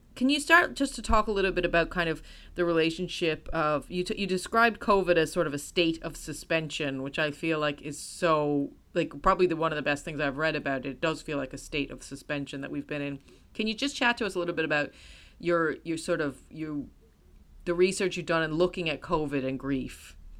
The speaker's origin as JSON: {"language": "English", "country": "United States", "said": "as an American"}